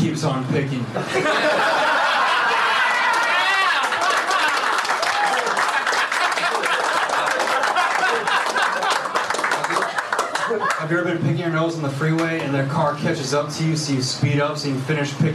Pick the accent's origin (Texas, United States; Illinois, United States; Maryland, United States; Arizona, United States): Texas, United States; Dallas; moved away as an adult; now in Los Angeles, United States; I'm from Dallas, Texas